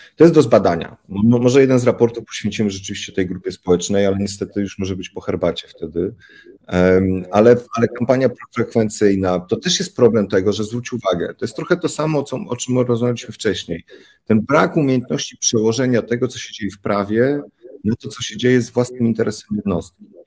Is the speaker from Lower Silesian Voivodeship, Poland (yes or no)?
no; Warsaw, Masovian Voivodeship, Poland; Ja w Jelon, na Jelonkach, warszawskich Jelonkach